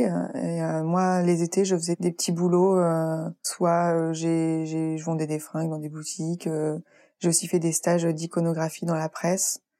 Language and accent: French; Île-de-France, France; donc je venais de Paris en plus, enfin de banlieue parisienne